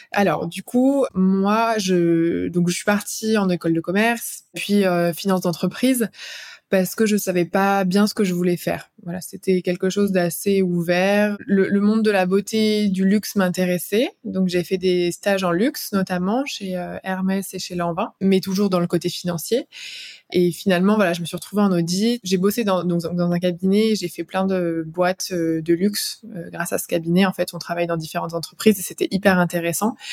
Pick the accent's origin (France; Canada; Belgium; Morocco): France; Clermont-Ferrand, Auvergne-Rhône-Alpes; now in Paris, France; Je viens de Clermont-Ferrand